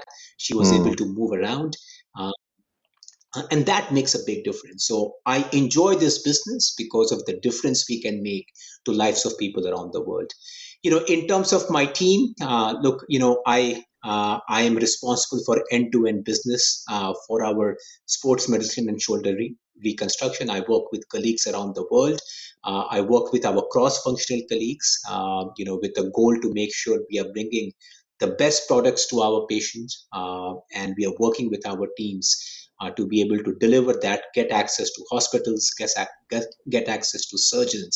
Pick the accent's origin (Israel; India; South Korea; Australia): India; moved away as an adult; now in United States; I grew up in India. I grew up in a small town in India, you know, not one of the big cities